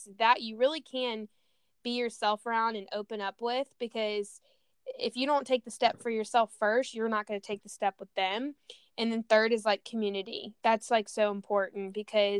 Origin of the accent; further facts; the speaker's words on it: Louisiana, United States; moved away as an adult; now in San Diego, United States; I grew up in Louisiana before I moved out to San Diego like 6 years ago